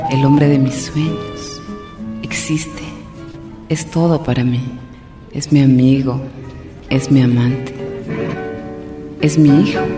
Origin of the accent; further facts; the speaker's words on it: Spain; pues es que yo soy española y entonces los boleros en España no se oyen mucho.